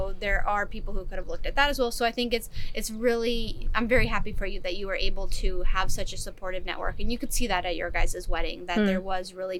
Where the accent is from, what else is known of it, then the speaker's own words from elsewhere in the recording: California, United States; also born or lived in Czech Republic / Chicago; I was growing up in California mostly